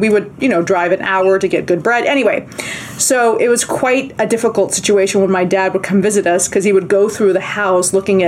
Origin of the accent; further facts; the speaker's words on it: Bolivia; moved away; we're from South America, from Bolivia